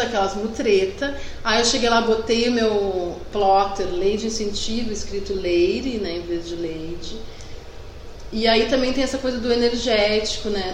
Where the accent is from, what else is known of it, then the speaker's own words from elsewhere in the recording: Rio Grande do Sul, Brazil; accent: gaúcho; eu tenho um sotaque de gaúcho